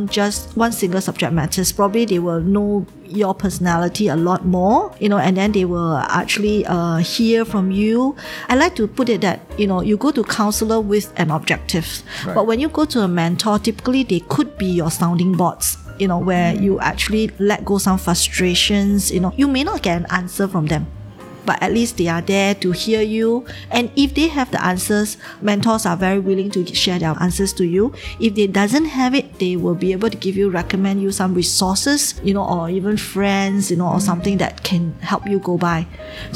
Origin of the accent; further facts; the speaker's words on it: Singapore; moved away as an adult; now in Shanghai, China; I'm from Singapore. I came to Shanghai in 2011, May.